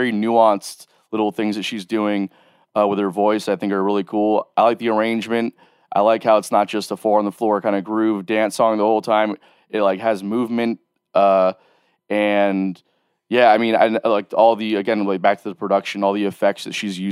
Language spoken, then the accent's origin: English; Miami, Florida, United States; now in Jacksonville, United States; I grew up in Miami